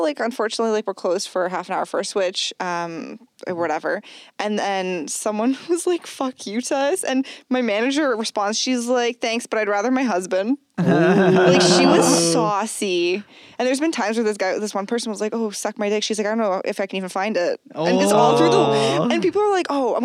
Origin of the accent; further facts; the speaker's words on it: Brampton, Ontario, Canada; I grew up in Brampton